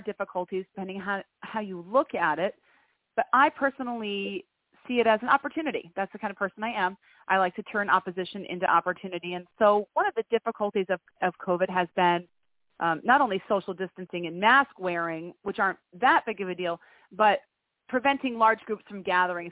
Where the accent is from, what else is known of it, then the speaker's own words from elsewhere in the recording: Greenville, New York, United States; now in Albany, United States; I'm actually from a little pocket town south of here called Greenville. That's where I went to high school